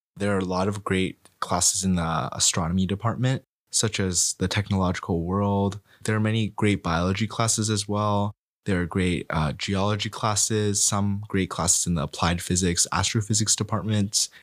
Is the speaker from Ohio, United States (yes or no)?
yes; Cincinnati, Ohio, United States; moved away; I'm also a sophomore from Cincinnati, Ohio